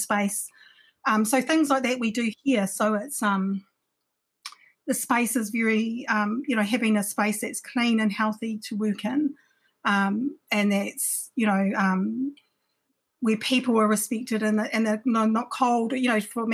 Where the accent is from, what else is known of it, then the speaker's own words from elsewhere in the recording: Takaka, Tasman, New Zealand; also born or lived in Wellington; I grew up in Takaka for a little bit